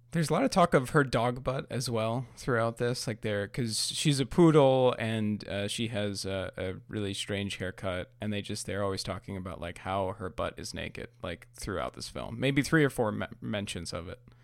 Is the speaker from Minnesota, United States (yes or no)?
no; New York, United States; I'm from New York